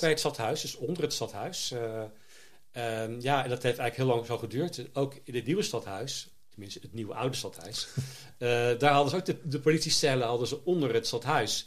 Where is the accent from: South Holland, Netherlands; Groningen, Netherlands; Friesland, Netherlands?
South Holland, Netherlands; Zoetermeer; moved away as an adult; also born or lived in The Hague / Leiden / Schiedam; now in Vlaardingen, Netherlands; Ik ben geboren in Den Haag, opgegroeid in Zoetermeer, in Leiden gestudeerd